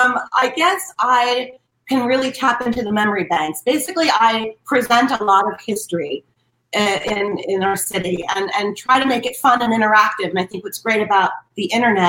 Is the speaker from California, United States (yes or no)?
yes; Beverly Hills, California, United States; also born or lived in Hollywood, Los Angeles; I was born at Cedars in Hollywood. And then my dad moved from Philadelphia to Beverly Hills in 68. So I grew up there my whole life